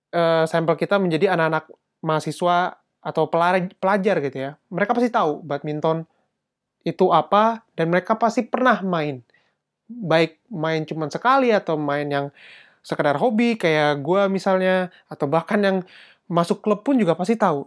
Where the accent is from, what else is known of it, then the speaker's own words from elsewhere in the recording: Indonesia; now in Germany; gue dari Indonesia